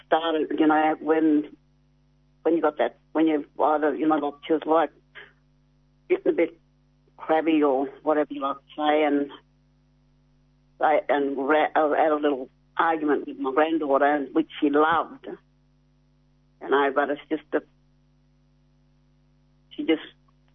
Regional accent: Carnarvon, Western Australia, Australia; I'm originally from Carnarvon, but my family's around the Midwest

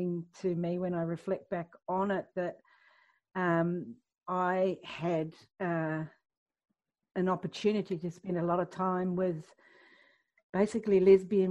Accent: New Zealand; I grew up in Aotearoa in New Zealand

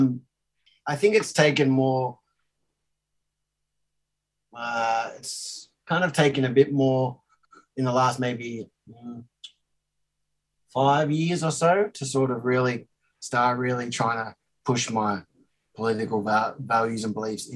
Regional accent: Australia; I'm Australian born, and my father is from South Africa.

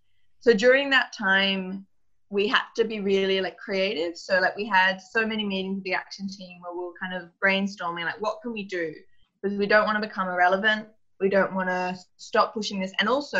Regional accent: Australia; I came over from Australia to join in January

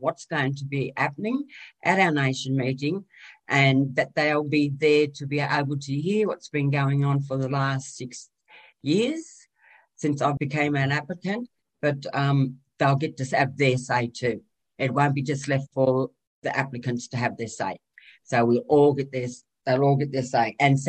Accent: Moree, New South Wales, Australia; I'm from Moree. My people are from the northwest area of New South Wales, out on the plains up to Mount Capitar. And that's within my clan group. But my Gomeroi Nation goes down as far as Muswellbrook

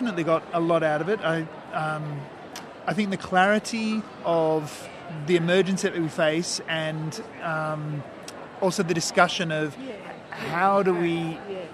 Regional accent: New South Wales, Australia; I'm from New South Wales

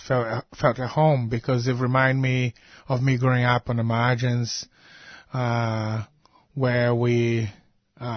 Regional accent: Brazil; now in Australia; growing up in Brazil

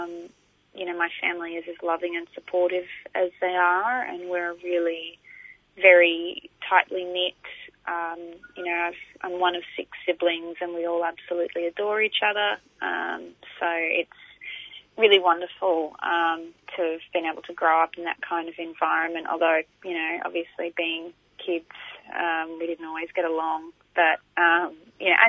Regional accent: Darug country, New South Wales, Australia; moved away as an adult; also born or lived in Kulin Nation (Victoria); now in Victoria, Australia; I've always grown up in Darug community and, that's where my family's been for quite a while since my great-grandfather came down from Bundjalung

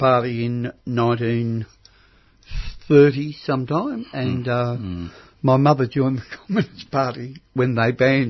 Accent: Thornbury, Victoria, Australia; I was brought up in Thornbury.

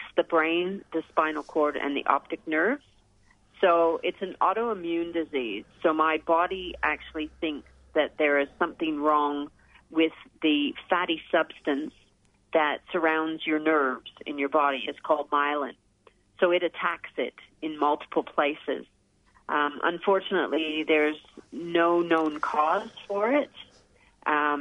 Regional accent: Canada; moved away as an adult; now in Australia; I grew up in Canada, and as a kid, I was a swimmer

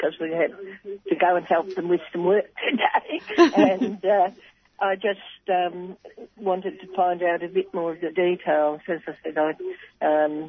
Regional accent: Ararat, Victoria, Australia; as a little girl when I was growing up in Ararat

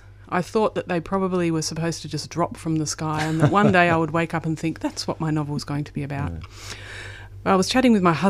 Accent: East of England, United Kingdom; So I was from Essex.

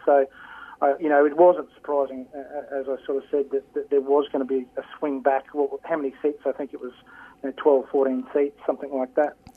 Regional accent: Queensland, Australia; as a Queenslander

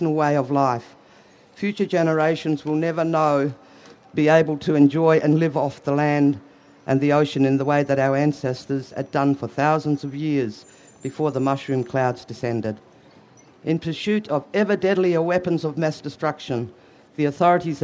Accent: Ceduna, South Australia, Australia; I'm from Ceduna on the far west coast of South Australia, not far from Maralinga.

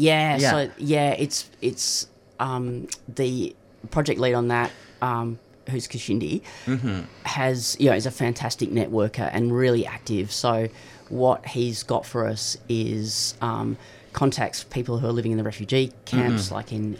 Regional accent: Perth, Western Australia, Australia; now in Melbourne, Australia; And I grew up in Perth, and that was many years ago, and I didn't know anyone who was trans.

